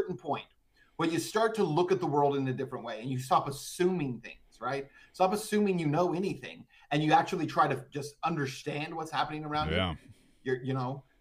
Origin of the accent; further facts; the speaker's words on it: just outside El Paso, New Mexico, United States; moved away; I was born in Texas, but I actually was raised just across the state line in New Mexico